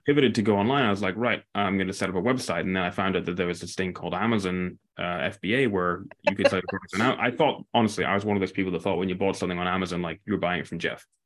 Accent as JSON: {"language": "English", "area": "near Aberdeen", "region": "Northeast Scotland", "country": "United Kingdom", "tie": "born or raised there", "said": "I grew up in a small town near Aberdeen"}